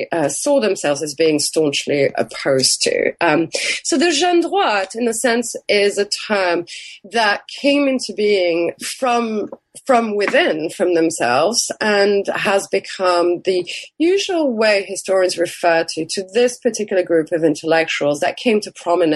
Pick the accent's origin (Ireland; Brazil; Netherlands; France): France; moved away as an adult; also born or lived in United Kingdom; now in Texas, United States; growing up in France